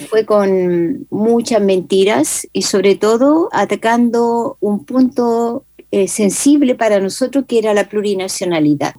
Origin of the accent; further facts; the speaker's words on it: Chile; no somos asumidos en derechos políticos